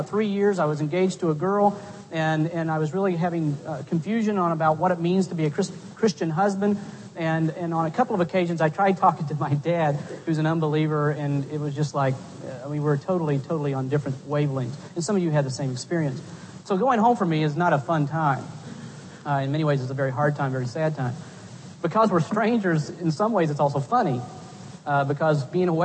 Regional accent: West Virginia, United States; moved away as an adult; I go back into West Virginia and I sit down with my mom and dad

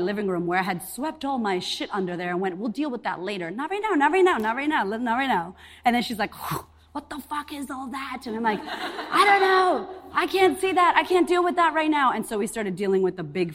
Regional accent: Boston, Massachusetts, United States; moved away as an adult; also born or lived in Puerto Rico; now in Australia; I'm Puerto Rican. I'm from Boston originally, and I've been in Australia 9 years

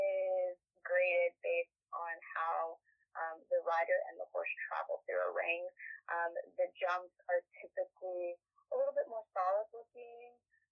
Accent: Fayetteville, North Carolina, United States; also born or lived in Fort Drum, New York; I was originally born here, but I'm a military child, like most people from Fayetteville. So, I grew up on Fort Bragg and in New York, on Fort Drum base.

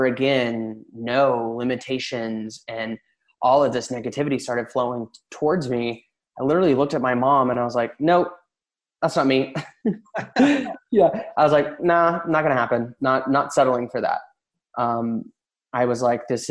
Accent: Tennessee, United States; moved away as an adult; now in Los Angeles, United States; I was born and raised in Tennessee in a really small town

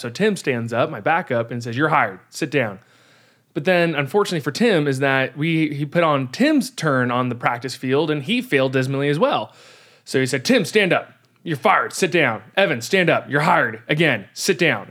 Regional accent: California, United States; I'm a Californian and I say y'all.

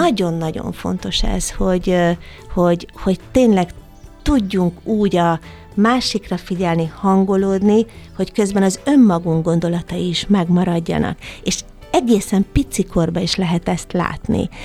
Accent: Eger, Heves, Hungary; Egerben, az én szülővárosomban

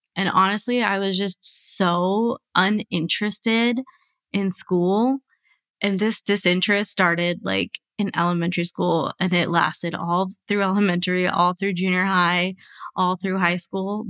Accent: United States; I was born and raised here

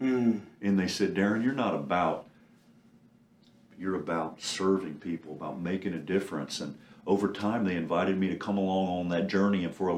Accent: Anderson, Indiana, United States; I grew up in Anderson, Indiana.

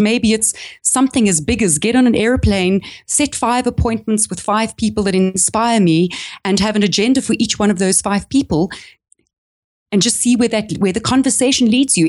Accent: South Africa; accent: South African; moved away as an adult; I'm actually South African, if you can hear it by my accent, but I've, I haven't lived in the country for fifteen years.

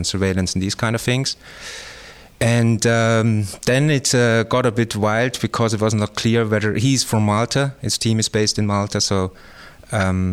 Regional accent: Tyrol, Austria; moved away as an adult; also born or lived in Innsbruck, Austria / Germany / Leeuwarden, Netherlands; now in Netherlands; I grew up in Tyrol, in Austria, in a small village, also in the mountains.

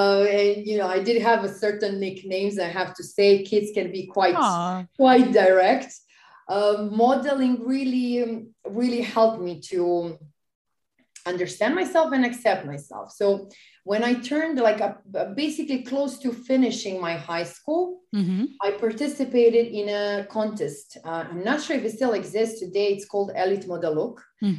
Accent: Serbia; I was doing a bit of modeling, bit of journalism on a local level in my hometown and a bit in Belgrade because I come from another town in Serbia. Mm-hmm. So it's a smaller town.

